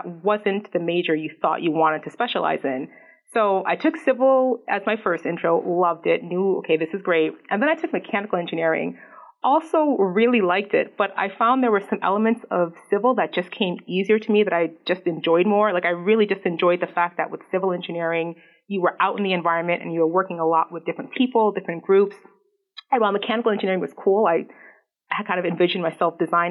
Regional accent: New York City, New York, United States; I grew up in New York City

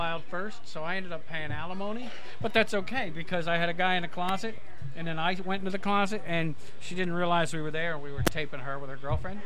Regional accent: New Jersey, United States; I'm from South Jersey

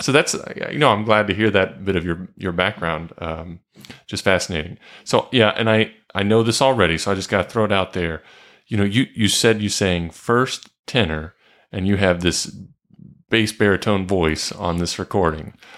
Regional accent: Marietta, Georgia, United States; I grew up in Marietta, home of the big chicken

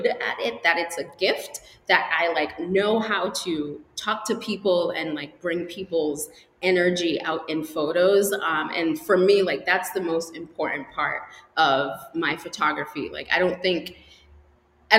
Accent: Portland, Maine, United States; also born or lived in Antigua; So I went to Wayne Fleet High School in Portland, Maine. I grew up there. I was born in Antigua, just disclaimer. I was born in Antigua. I moved to Maine when I was about 8 years old

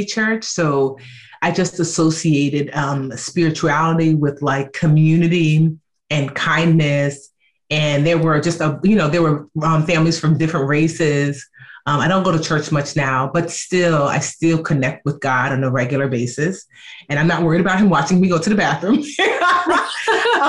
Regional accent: Nigeria; and I'm Nigerian.

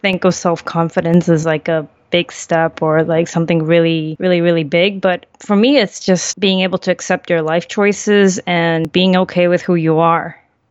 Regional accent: Chile; born there; also born or lived in Central America / Europe; I was born in South America in Chile, and we moved around quite a lot because of my father's work. So I lived in Central America and in Europe.

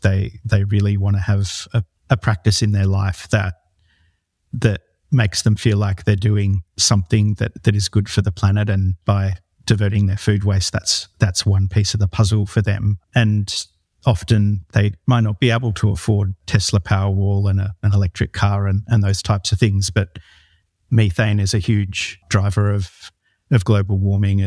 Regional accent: New South Wales, Australia; I grew up in the Northern Rivers region of New South Wales, where I still live

